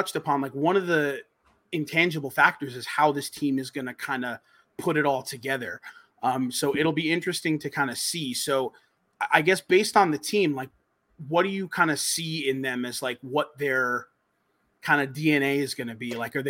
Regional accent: New York, United States; growing up in New York, every New York team by the time I was born was already established.

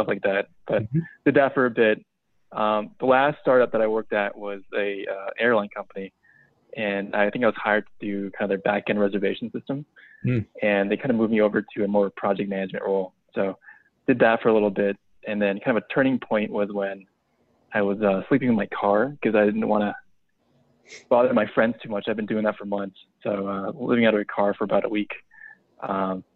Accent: West Coast, United States; I grew up on the West Coast

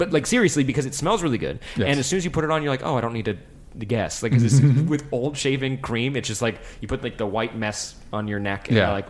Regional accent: Santa Clarita, California, United States; so that's from my hometown. I grew up in Santa Clarita

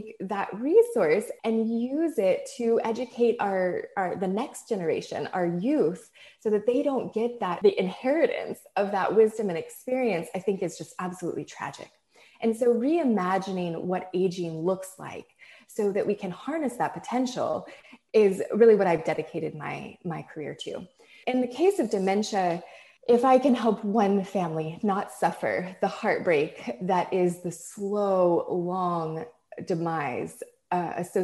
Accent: Hawaii, United States; When I grew up in Hawaii

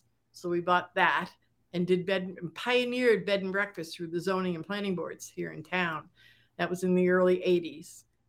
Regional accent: Saratoga Springs, New York, United States; born or raised there

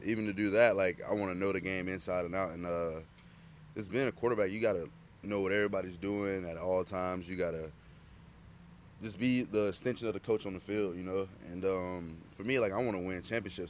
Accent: Georgia, United States; I'm from Georgia

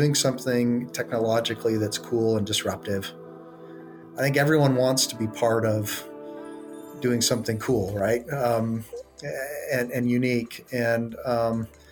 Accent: Idaho, United States; moved away; also born or lived in Michigan / Utah; originally I was born in Michigan, raised in Idaho, graduated from Brigham Young University.

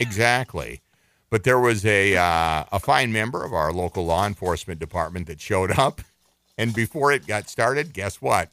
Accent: Minneapolis, Minnesota, United States; I've lived here my entire life. I was born in Minneapolis, raised in this state

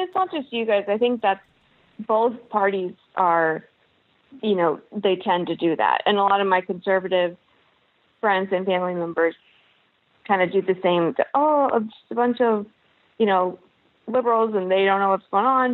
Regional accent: Kentucky, United States; I am from Kentucky

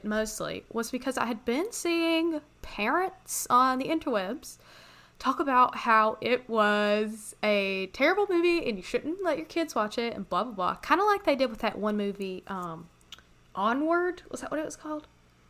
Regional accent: Canada; As I said, I'm from Canada.

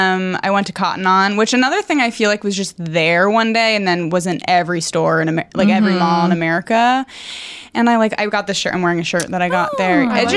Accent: Connecticut, United States; moved away; also born or lived in Syracuse; I grew up in Connecticut.

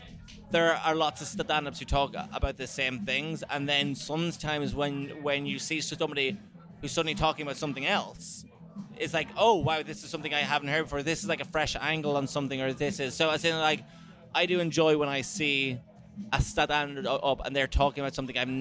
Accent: Ireland; because as in like being more, being more Irish. Like, you know, it's not making sense. You know, it's like, am I supposed to be a stereotype of what you think Ireland is?

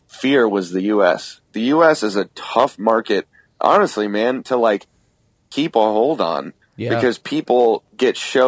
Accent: United States; as an American band

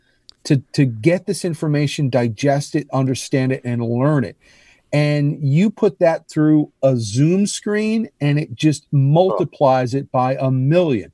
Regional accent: New Jersey, United States; moved away; my home state

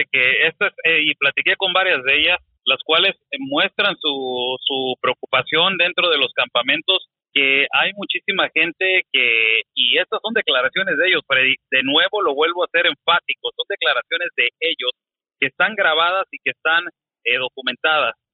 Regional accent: Mexico

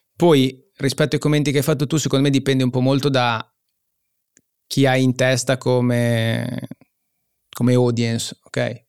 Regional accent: Genoa, Liguria, Italy; io sono genovese

